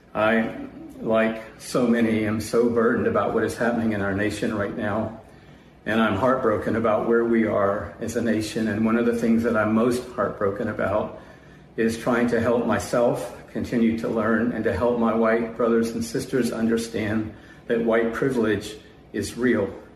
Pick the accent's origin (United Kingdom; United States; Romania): United States; Atlanta, Georgia; grow up in Atlanta